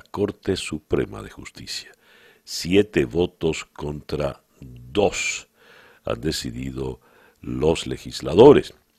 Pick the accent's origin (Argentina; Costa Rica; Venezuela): Venezuela; somos menos venezolanos en el país y somos mucho más viejos los venezolanos